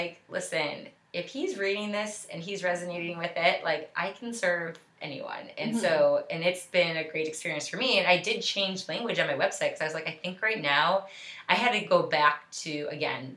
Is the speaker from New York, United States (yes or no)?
yes; Buffalo, New York, United States; I was born and raised in Buffalo, New York